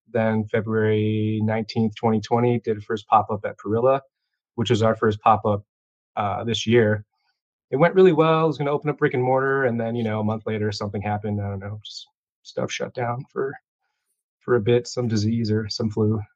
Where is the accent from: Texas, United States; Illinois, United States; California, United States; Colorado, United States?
Illinois, United States; Chicago; I was born and raised here in Chicago